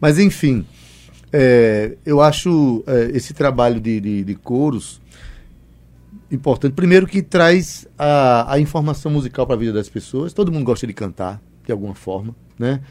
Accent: São Vicente Ferrer, Brazil; da minha terrinha, São Vicente Ferrer

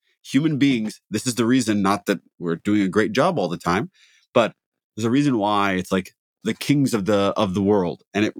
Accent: Midwest, United States; It's a tornado thing. Like, not that it's, I'm from the Midwest.

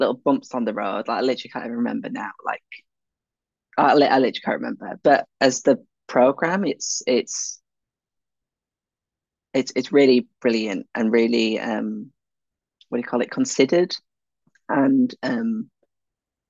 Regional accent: Leeds, Yorkshire and the Humber, United Kingdom; I'm from Leeds

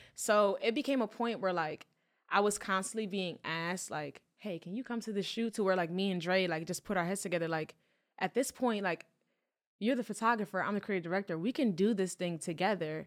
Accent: Philadelphia, Pennsylvania, United States; I was born in Philly

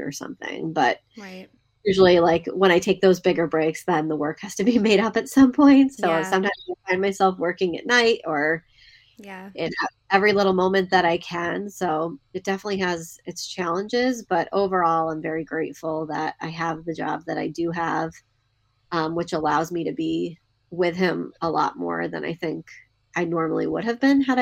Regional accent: Seattle, Washington, United States; now in Saratoga, United States; I grew up in the Del Mar area in Seattle, actually Seattle, Washington as well

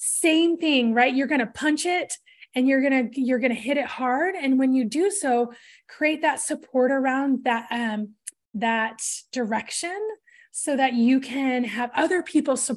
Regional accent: Portland, Oregon, United States; I grew up in Portland

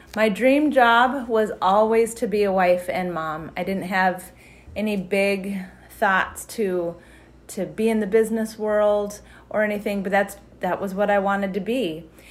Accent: Wyoming, United States; moved away as an adult; now in Chaska, United States; I grew up in the state of Wyoming in just a really very stable, loving military home

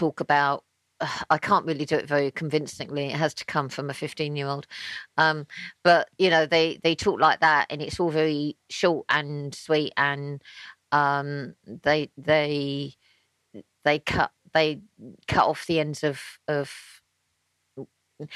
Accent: London, United Kingdom; I was born in West London, so I am not a Cockney.

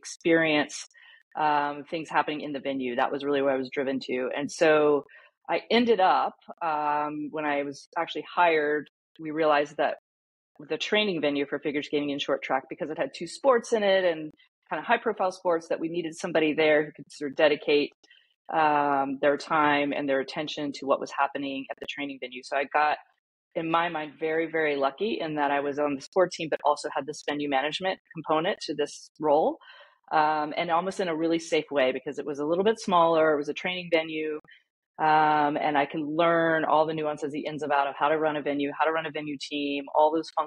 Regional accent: Atlanta, Georgia, United States; Atlanta, which was my hometown

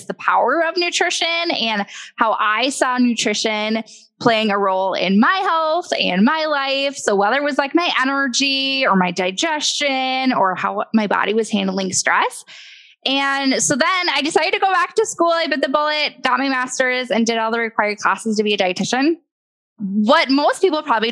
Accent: Midwest, United States; I was born and raised in the Midwest

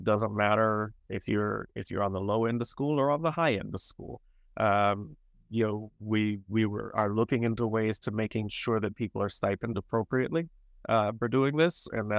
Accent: North Carolina, United States; I was raised in North Carolina by two Black parents

